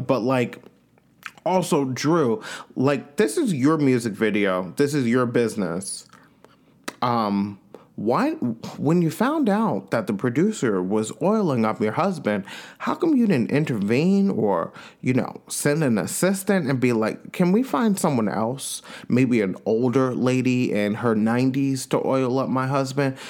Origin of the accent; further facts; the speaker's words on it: Long Island, New York, United States; I'm from Long Island, New York